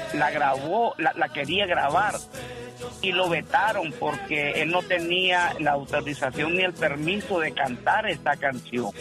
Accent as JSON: {"language": "Spanish", "country": "Nicaragua", "moved": "yes", "lives_now": "California, United States", "said": "Somos, nicaragüense somos nicaragüenses"}